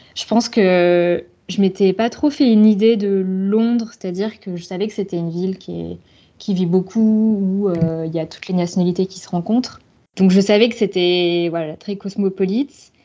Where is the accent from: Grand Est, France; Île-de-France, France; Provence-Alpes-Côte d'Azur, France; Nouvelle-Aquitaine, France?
Nouvelle-Aquitaine, France; Bordeaux; moved away as an adult; also born or lived in Shanghai; now in London, United Kingdom; je suis originaire de Bordeaux, ville euh, assez connue, mais dans le sud-ouest de la France